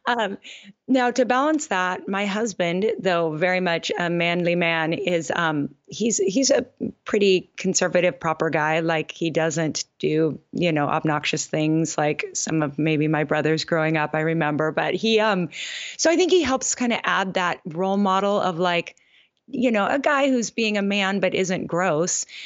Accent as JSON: {"language": "English", "town": "Gig Harbor", "region": "Washington", "country": "United States", "tie": "born or raised there", "also_born_or_lived": "Oregon", "moved": "as an adult", "lives_now": "Oahu, United States", "said": "Gig Harbor, Washington is my hometown, but we've been in Hawaii for eighteen"}